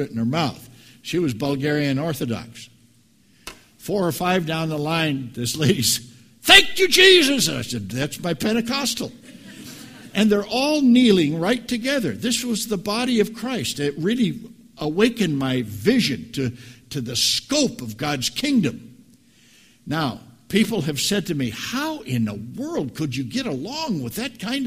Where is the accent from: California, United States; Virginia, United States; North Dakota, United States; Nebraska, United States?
Nebraska, United States; 7 miles from Hampton; moved away; It's a little know-nothing town 7 miles from where I grew up